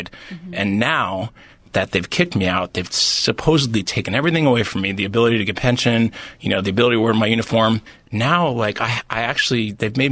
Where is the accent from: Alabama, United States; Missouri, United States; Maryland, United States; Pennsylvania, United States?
Pennsylvania, United States; Philadelphia; I was born in Philadelphia